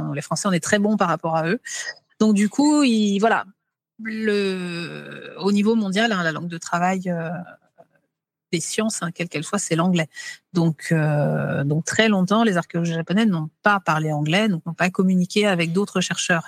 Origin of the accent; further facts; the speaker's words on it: France; chez nous, en France, qu'on appelle les Gaulois aussi